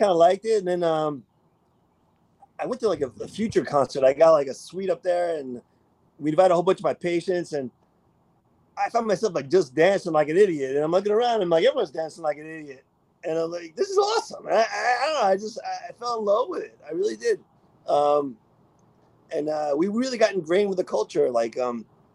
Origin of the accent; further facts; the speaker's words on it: Long Island, New York, United States; also born or lived in Texas; I am from New York, born and raised. Took a little some training out of state, but I came back home